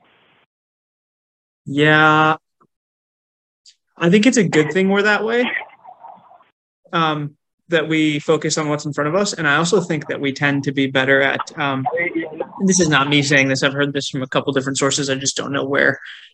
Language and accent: English; Fairfax, Virginia, United States; I grew up in Fairfax